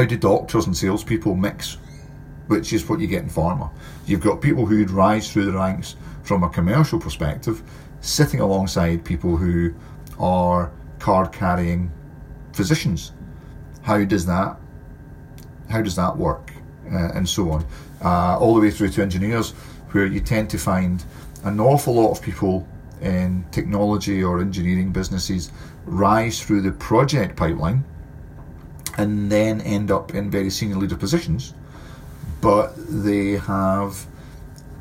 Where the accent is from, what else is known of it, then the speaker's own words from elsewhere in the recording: Scotland, United Kingdom; Being Scottish